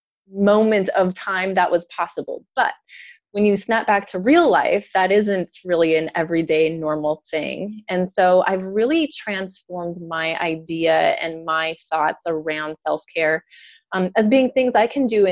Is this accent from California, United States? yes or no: no; North Dakota, United States; moved away as an adult; also born or lived in Minneapolis, Minnesota; now in Indiana, United States; I'm originally from North Dakota